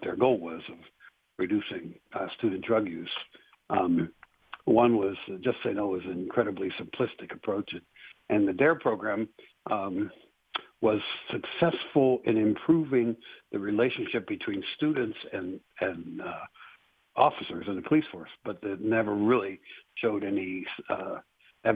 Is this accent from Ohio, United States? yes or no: yes; Cincinnati, Ohio, United States; moved away as an adult; also born or lived in Greene County, Ohio / Warren County, Ohio; now in Lebanon, United States; I was actually born and raised in Cincinnati, on the west side of Cincinnati